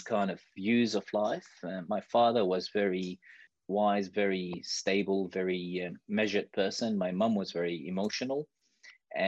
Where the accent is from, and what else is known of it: Iraq; born or raised there; moved away as an adult; now in Australia